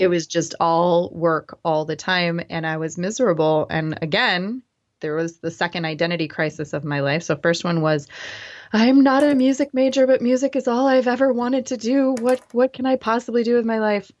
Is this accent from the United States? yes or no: yes; Grand Rapids, Michigan, United States; I grew up in West Michigan, in Grand Rapids